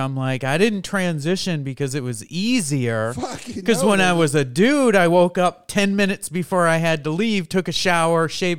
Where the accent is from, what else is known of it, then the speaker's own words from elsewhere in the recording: New York, United States; I was born and raised in New York, and I've never been to New York City.